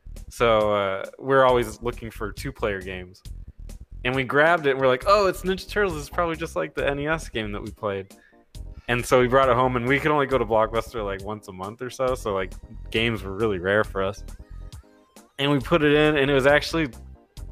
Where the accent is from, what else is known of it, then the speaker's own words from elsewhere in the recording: Arizona, United States; I'm from Arizona